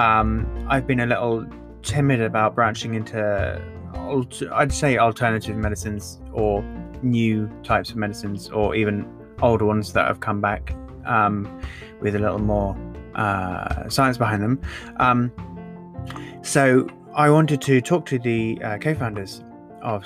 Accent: England, United Kingdom; I'm from England

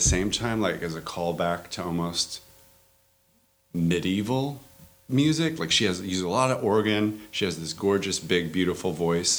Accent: Sacramento, California, United States; also born or lived in Bay Area; born and raised in Sacramento

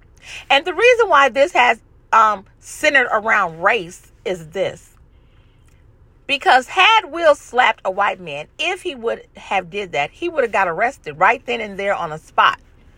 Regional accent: Los Angeles, California, United States; I'm from South Central Los Angeles.

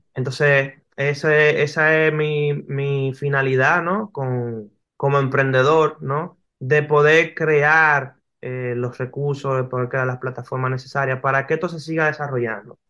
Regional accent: Dominican Republic; also born or lived in New York

